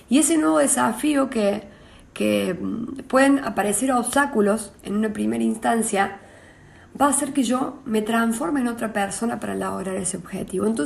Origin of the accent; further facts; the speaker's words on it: San Antonio de Litín, Córdoba, Argentina; soy cordobesa, soy oriunda de, San Antonio de Litín, un pueblo cerca de Villa María, provincia de Córdoba